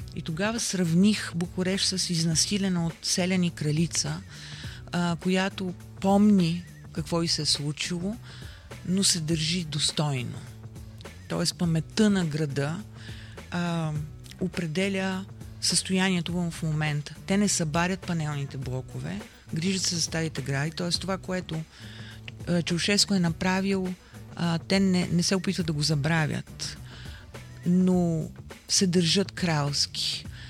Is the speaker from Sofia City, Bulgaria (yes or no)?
yes; Sofia, Sofia City, Bulgaria; аз съм родена в центъра на София, живея в центъра на София